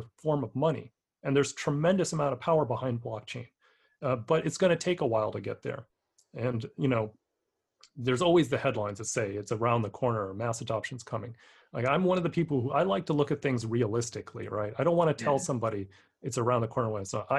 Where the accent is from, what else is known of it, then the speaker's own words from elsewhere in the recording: San Francisco, California, United States; my hometown of San Francisco